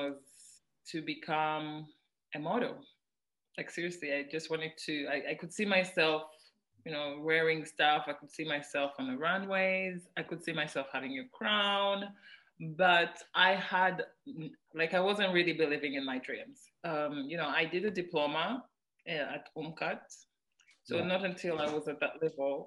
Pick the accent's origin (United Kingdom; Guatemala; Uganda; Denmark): Uganda; Kampala, Central Region; also born or lived in Mukono / Bombo; I am from Kawempe. I was born in Kawempe.